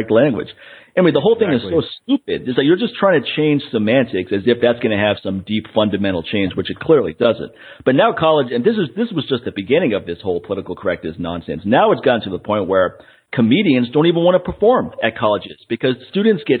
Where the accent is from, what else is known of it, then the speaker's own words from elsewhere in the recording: Washington, District of Columbia, United States; I grew up in Washington, D.C., and around a lot of black people